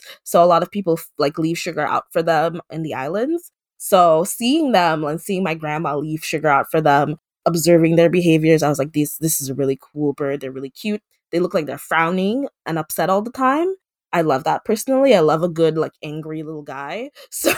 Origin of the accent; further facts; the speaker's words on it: Dominica; I am from the Commonwealth of Dominica, which is a small island in the Caribbean